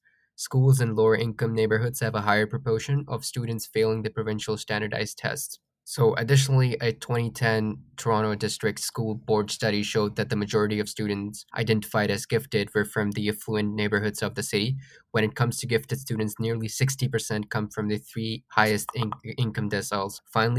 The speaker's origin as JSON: {"language": "English", "country": "Pakistan", "tie": "born or raised there", "moved": "yes", "lives_now": "Canada", "said": "Back where I grew up in Pakistan"}